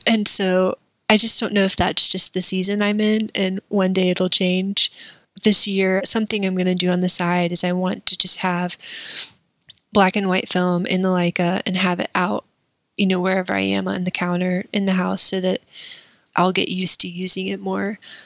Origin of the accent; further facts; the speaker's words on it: Columbia, South Carolina, United States; moved away as an adult; also born or lived in Tupelo, Mississippi; I was raised in South Carolina